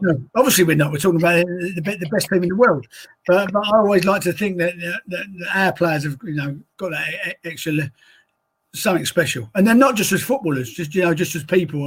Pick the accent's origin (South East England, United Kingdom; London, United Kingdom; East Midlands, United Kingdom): London, United Kingdom; my hometown of woolwich